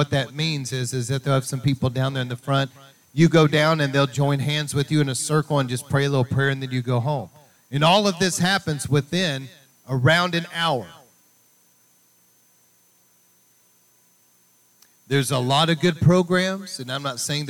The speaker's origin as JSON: {"language": "English", "region": "East Texas", "country": "United States", "tie": "born or raised there", "said": "out in more East Texas area growing up in Pentecostal churches"}